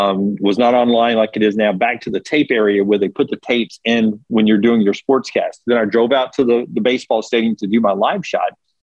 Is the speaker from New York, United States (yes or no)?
no; Birmingham, Alabama, United States; I grew up in Birmingham